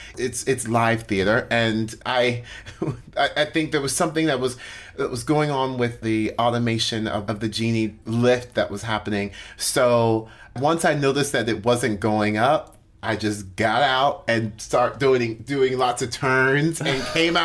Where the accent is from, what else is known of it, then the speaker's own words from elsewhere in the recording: Orlando, Florida, United States; I grew up in Orlando, Florida